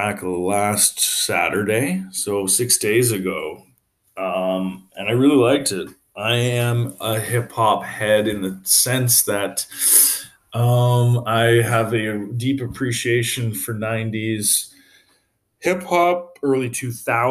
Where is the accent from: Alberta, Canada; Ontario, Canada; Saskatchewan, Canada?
Alberta, Canada; Calgary; moved away as an adult; also born or lived in Victoria, British Columbia; now in Montreal, Canada; I'm from Calgary originally. I left there when I was like 21, lived in Victoria, BC for like 4 years. And then I moved here when I was like 24-ish.